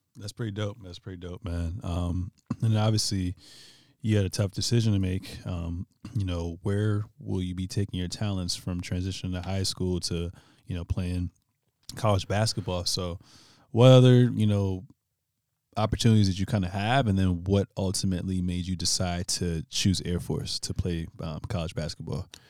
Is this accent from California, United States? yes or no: no; Virginia, United States; I'm from Virginia